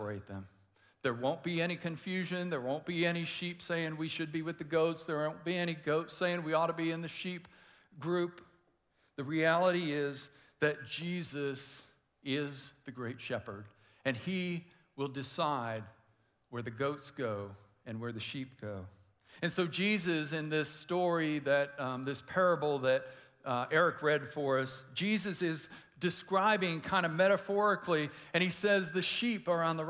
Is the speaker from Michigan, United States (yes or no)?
yes; Detroit, Michigan, United States; I grew up in Detroit